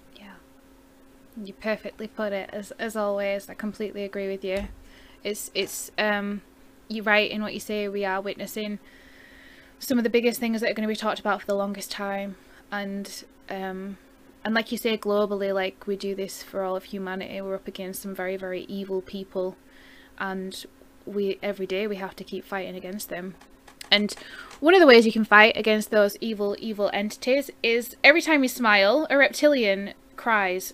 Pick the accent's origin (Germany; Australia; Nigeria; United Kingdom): United Kingdom; I'm a Brit